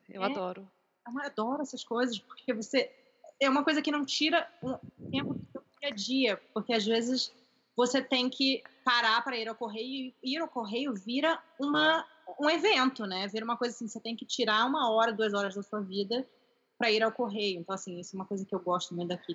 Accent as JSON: {"language": "Portuguese", "region": "Rio de Janeiro", "country": "Brazil", "also_born_or_lived": "California, United States", "moved": "yes", "lives_now": "United States", "said": "eu também sou carioca do Rio"}